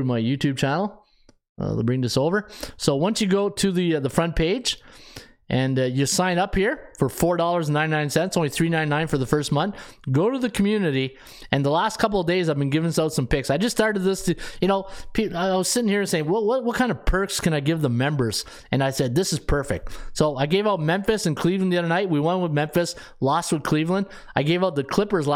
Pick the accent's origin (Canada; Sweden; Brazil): Canada; I'm a Canadian guy